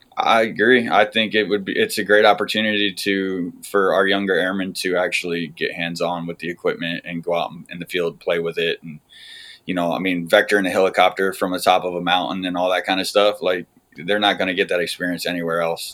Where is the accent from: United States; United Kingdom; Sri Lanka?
United States; north central Pennsylvania; moved away as an adult; also born or lived in California / Alaska / Utah; now in Maryland, United States; I am uh, north central Pennsylvania out in the country.